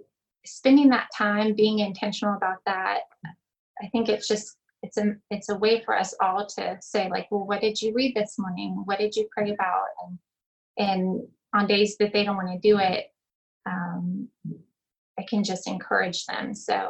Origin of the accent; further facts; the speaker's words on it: Louisiana, United States; born there; I was born in Louisiana. So I just say I'm from Texas because that's a step up.